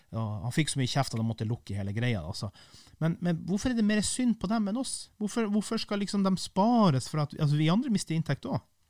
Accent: Kiberg, Finnmark, Norway; Kiberg der jeg kommer fra

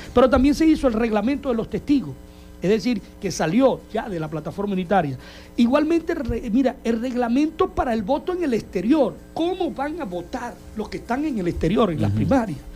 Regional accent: Zulia, Venezuela

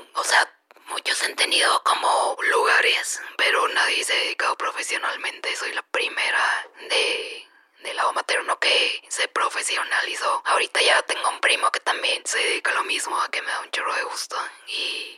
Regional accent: Chihuahua, Mexico; also born or lived in Sinaloa / Tijuana; now in Mexico City, Mexico; yo nací en Sinaloa, crecí en Chihuahua y luego nos mudamos a Tijuana.

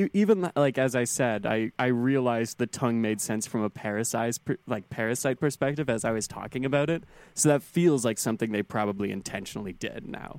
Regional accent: Canada; Guillermo del Toro actually filmed another thing in Canada, and the only reason I know that is because it was in my hometown.

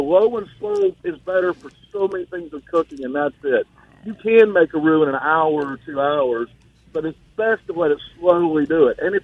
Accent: Gulfport, Mississippi, United States; I grew up in Gulfport

